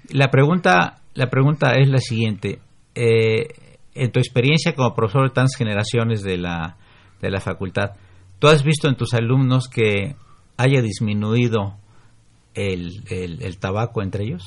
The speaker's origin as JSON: {"language": "Spanish", "region": "Mexico City", "country": "Mexico", "tie": "born or raised there", "said": "se, inundaba el centro de la ciudad. Ahí Pino Suárez y cerca del Zócalo se inundaba"}